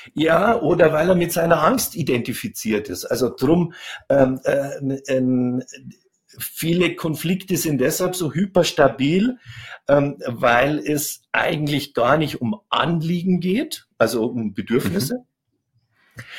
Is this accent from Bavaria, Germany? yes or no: yes; Chiemgau, Upper Bavaria, Germany; ich bin im Chiemgau groß geworden, also in Oberbayern.